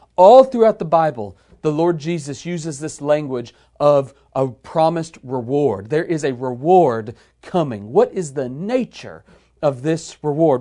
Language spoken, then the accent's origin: English; United States; we as American believers in the twenty-first century